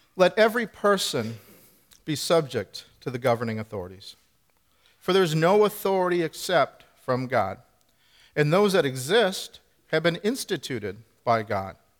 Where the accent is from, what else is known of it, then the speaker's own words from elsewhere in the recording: Midwest, United States; now in New Hampshire, United States; we're both from the Midwest. I grew up in the country, you know, the rural area